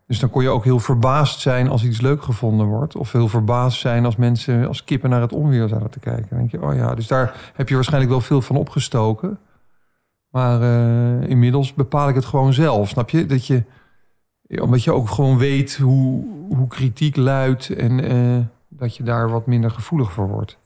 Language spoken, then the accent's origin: Dutch; Baarn, Utrecht, Netherlands; Ik zeg, ja, uit Baren.